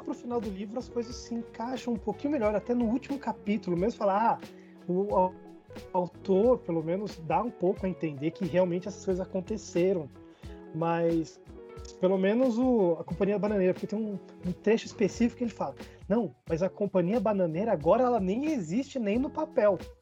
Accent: Brasília, Federal District, Brazil; sou de Brasília

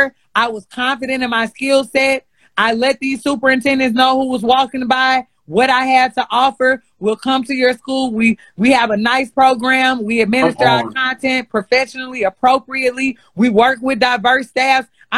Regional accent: St. Louis, Missouri, United States; accent: Ebonics; first language Ebonics; my teachers when I was in St. Louis Public

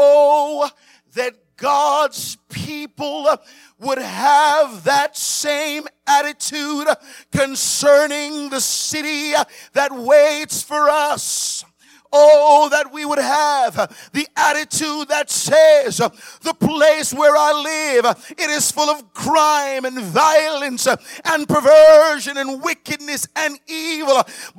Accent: Miami, Florida, United States; also born or lived in Montego Bay, Jamaica; I was reminded of when I was growing up in Miami. I was born in Montego Bay, Jamaica. I came to America at the age of 11 in 1987. I moved to Miami at that time.

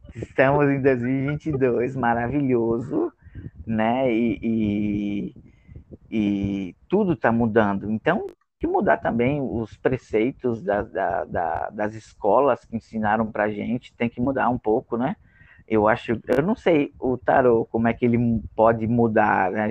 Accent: Rio Grande do Norte, Brazil; eu sou do Rio Grande do Norte

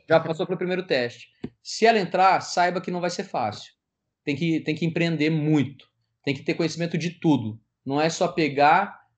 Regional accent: Paraná, Brazil; Eu sou paranaense também, apaixonado pelo Paraná

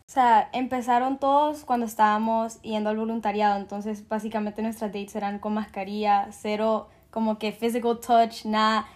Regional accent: Honduras; soy de Honduras

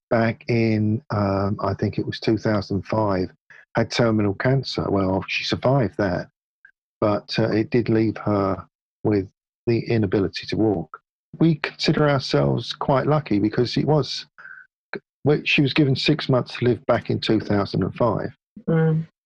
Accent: Hounslow, London, United Kingdom; Mostly in Hounslow. Yeah, just a little bit um, west of Ealing.

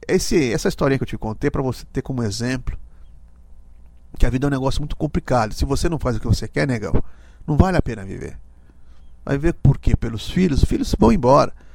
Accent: Brazil; Fui criado por negros na Bela Vista

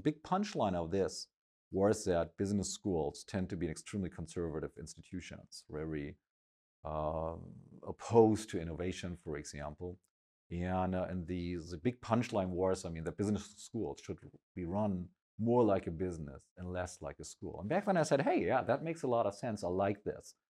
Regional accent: Schleswig-Holstein, Germany; I grew up in a very small village, uh, all the way up in the north, uh, in Germany, in Schleswig-Holstein

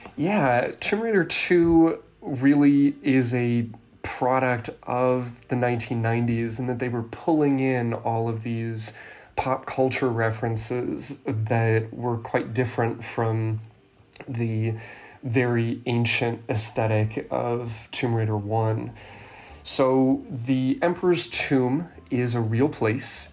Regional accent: California, United States; where I grew up in California

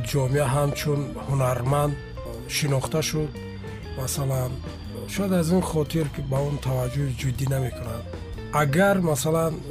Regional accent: Joybodon, Districts of Republican Subordination, Tajikistan; born there; ман як нуктаро бояд бигӯям ки соли 1973 дар ҷумҳурии тоҷикистон буд ба дунё омадам

